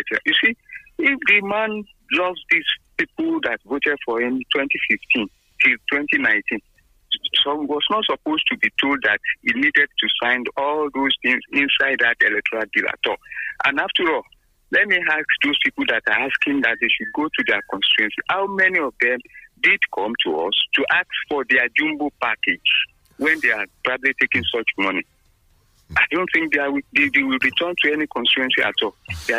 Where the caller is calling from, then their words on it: Abuja, Federal Capital Territory, Nigeria; from Abuja.